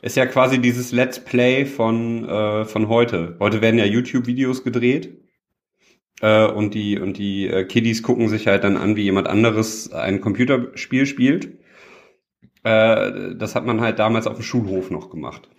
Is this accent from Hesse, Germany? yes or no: no; Düsseldorf, North Rhine-Westphalia, Germany; ich bin ja ein Düsseldorfer Jung